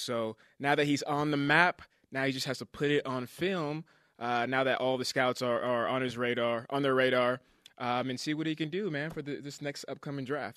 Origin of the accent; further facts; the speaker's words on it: California, United States; now in Utah, United States; Growing up in California